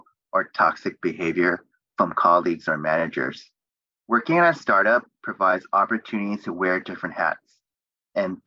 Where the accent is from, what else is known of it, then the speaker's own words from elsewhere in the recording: Bay Area, California, United States; I grew up in the Bay Area